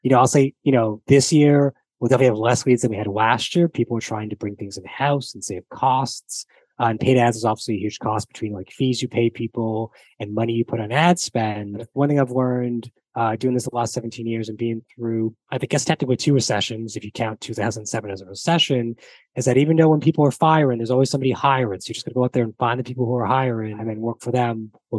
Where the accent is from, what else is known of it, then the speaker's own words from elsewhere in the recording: Canada; even though as a Canadian, and you assume, Alex, as an American, we both speak English and the British speak English.